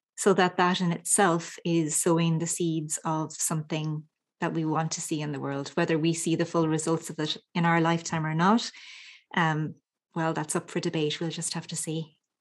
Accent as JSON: {"language": "English", "country": "Ireland", "tie": "born or raised there", "said": "as a little girl growing up in Ireland"}